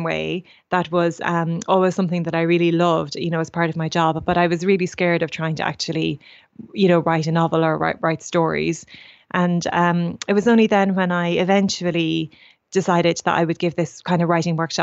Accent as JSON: {"language": "English", "town": "Portlaoise", "region": "Leinster", "country": "Ireland", "tie": "born or raised there", "said": "I grew up in Portlaoise"}